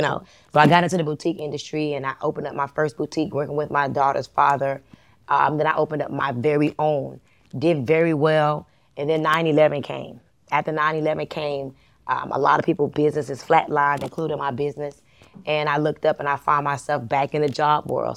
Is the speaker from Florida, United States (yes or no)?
yes; Miami, Florida, United States; moved away as an adult; also born or lived in Atlanta, Georgia; I'm from Miami, and in Miami, it's a lot of Latinos that are successful